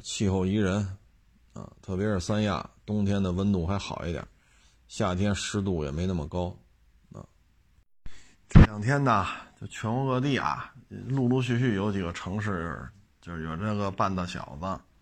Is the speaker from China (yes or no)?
yes; China; 作为一个中国人